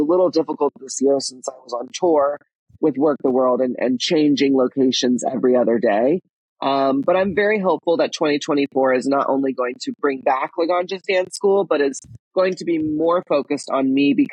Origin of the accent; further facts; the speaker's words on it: Texas, United States; I grew up in Texas